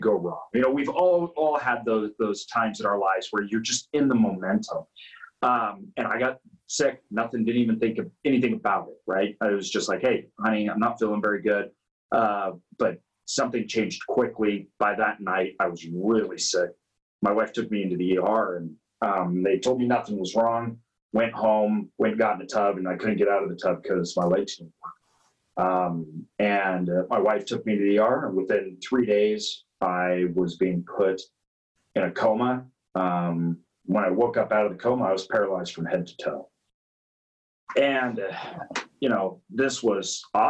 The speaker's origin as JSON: {"language": "English", "region": "Idaho", "country": "United States", "tie": "born or raised there", "said": "I grew up in Idaho"}